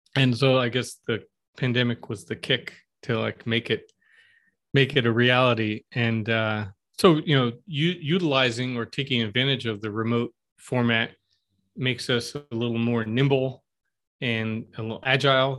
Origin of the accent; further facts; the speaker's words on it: Stamford, Connecticut, United States; moved away as an adult; also born or lived in Los Angeles; now in Flint, United States; I grew up in Connecticut, uh, in Stanford, if you're familiar with Fairfield County or the southwestern corner